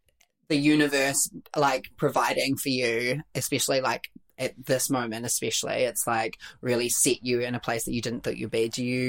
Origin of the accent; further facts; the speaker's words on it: New Zealand; also born or lived in Melbourne, Australia; We're all from New Zealand, but when I was living in Melbourne